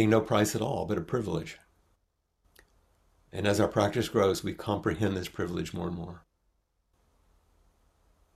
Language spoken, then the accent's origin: English; United States; accent: American